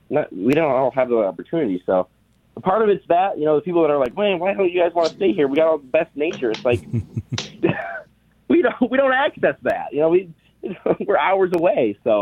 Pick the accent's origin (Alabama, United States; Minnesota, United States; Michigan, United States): Michigan, United States; Midland; I love the state of Michigan. I got it tattooed on my arm. Oh. I grew up in Midland.